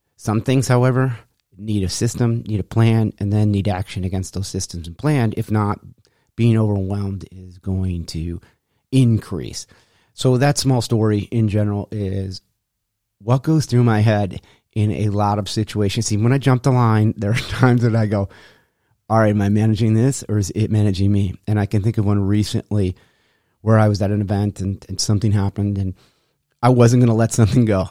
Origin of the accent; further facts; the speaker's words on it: Rochester, New York, United States; moved away; when I left my hometown, Rochester, New York